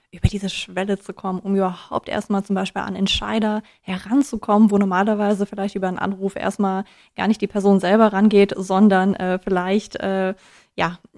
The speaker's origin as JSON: {"language": "German", "region": "Hesse", "country": "Germany", "said": "Außerdem bin ich ja auch Hessin."}